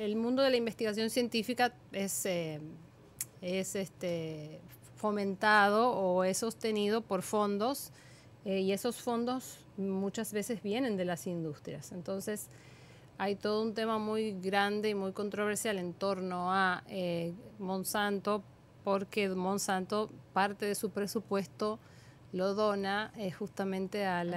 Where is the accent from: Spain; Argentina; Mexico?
Argentina; now in Dominican Republic; en mi país, en Argentina.